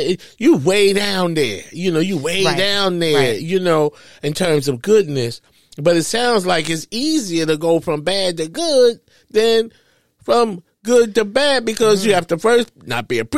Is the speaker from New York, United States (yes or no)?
yes; New York, United States; moved away; I'm from New York